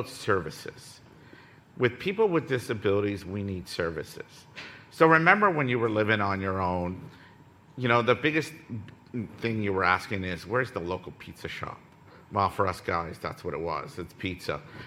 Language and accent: English; Ottawa, Ontario, Canada; I come from Ottawa